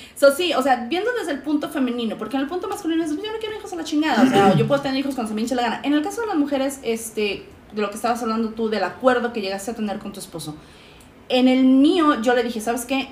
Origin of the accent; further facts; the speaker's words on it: Mexico; moved away; independientemente de que yo viva en Chetolandia, soy latinoamericana, soy mexicana.